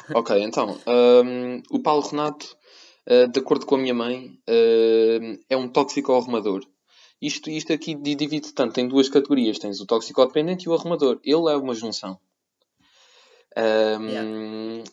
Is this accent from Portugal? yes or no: yes; Portugal; now in Cyprus; sendo português eu